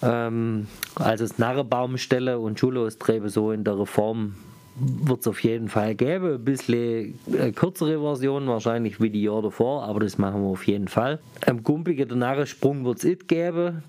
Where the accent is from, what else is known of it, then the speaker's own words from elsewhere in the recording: Aulendorf, Baden-Württemberg, Germany; bei uns in Ohlendorf